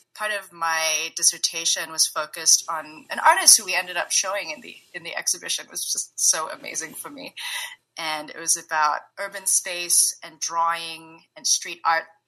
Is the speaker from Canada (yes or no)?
no; Singapore; also born or lived in San Francisco Bay Area, California; now in Bay Area, United States; I'm currently based in the Bay Area, but I'm originally from Singapore